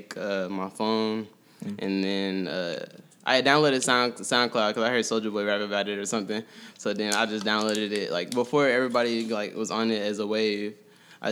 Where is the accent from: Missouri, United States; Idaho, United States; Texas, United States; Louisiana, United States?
Missouri, United States; Kansas City; moved away as an adult; also born or lived in Lee's Summit, Missouri; now in Atlanta, United States; I grew up in Kansas City. I moved out to Lee Summit probably when I was in 6th grade